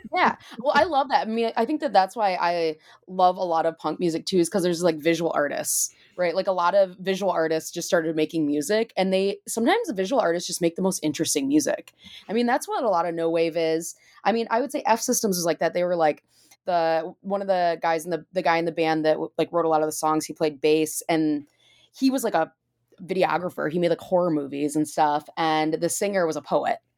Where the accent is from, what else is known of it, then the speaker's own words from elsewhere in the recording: Michigan, United States; now in Chicago, United States; I'm from Michigan and I live in Chicago